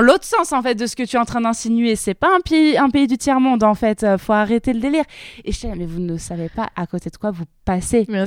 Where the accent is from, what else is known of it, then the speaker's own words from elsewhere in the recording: south of France, France; mon petit patelin dans le sud de la France